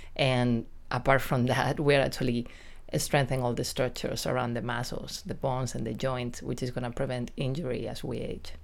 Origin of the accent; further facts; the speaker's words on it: Spain; accent: Spanish accent with a New York touch; English is a second language; moved away as an adult; also born or lived in New York, United States / San Diego, United States; now in Del Mar, United States; I lived in New York for close to twenty years, but I'm originally from Spain